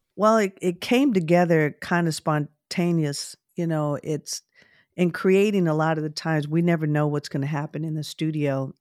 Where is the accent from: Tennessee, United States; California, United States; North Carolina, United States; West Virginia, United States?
California, United States; Oakland; I grew up in Oakland, California